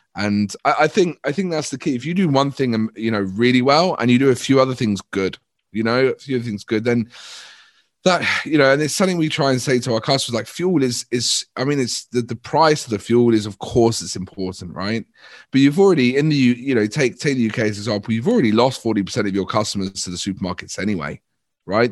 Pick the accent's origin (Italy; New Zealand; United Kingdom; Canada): United Kingdom; we're very British and polite